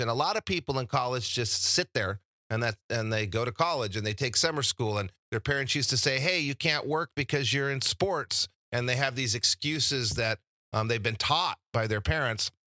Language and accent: English; Albuquerque, New Mexico, United States; moved away as an adult; also born or lived in Santa Barbara, California / Laguna Beach, California; I came from New Mexico, and in New Mexico, I didn't have a whole lot of exposure to different careers